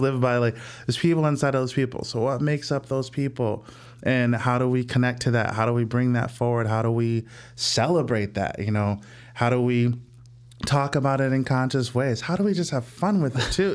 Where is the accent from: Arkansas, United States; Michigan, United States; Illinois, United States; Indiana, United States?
Illinois, United States; Illinois suburbs of St. Louis, United States; moved away as an adult; now in Chicago, United States; I'm from Saint Louis